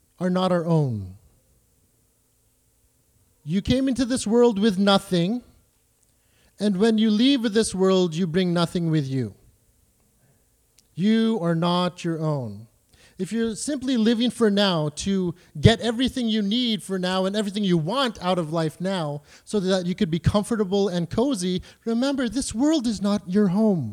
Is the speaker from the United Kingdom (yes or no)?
no; Canada; I'm a Canadian